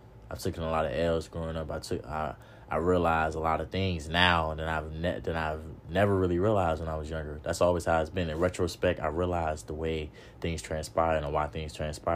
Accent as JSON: {"language": "English", "town": "Norfolk", "region": "Virginia", "country": "United States", "tie": "born or raised there", "said": "I grew up in the hood. I grew up in Norfolk hood. You know what I mean? Park Place, Ocean View, OV. I grew up out there"}